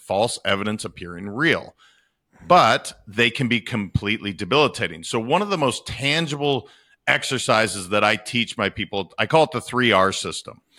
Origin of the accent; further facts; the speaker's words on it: Montana, United States; I am from Montana